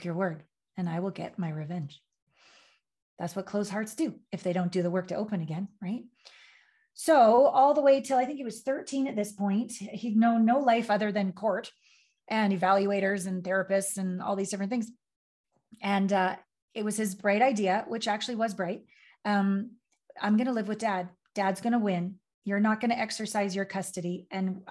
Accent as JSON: {"language": "English", "country": "Canada", "also_born_or_lived": "Los Angeles / Tokyo / New York", "moved": "as an adult", "said": "I'm from Canada. I left Canada on my Uncle Phil's 18-wheeler semi down to LA to be a model and a dancer."}